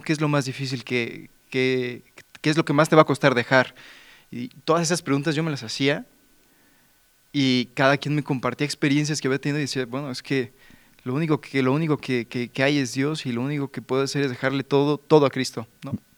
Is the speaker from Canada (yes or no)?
no; Mexico; yo soy de México, tengo 28 años